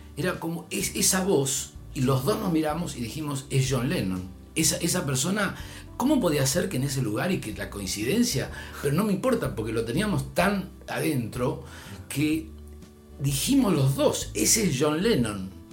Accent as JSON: {"language": "Spanish", "country": "Argentina", "accent": "Argentine", "said": "soy de Argentina"}